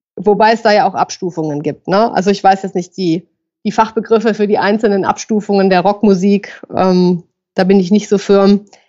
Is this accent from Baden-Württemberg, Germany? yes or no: no; Düsseldorf, North Rhine-Westphalia, Germany; Ich komme auch aus Düsseldorf.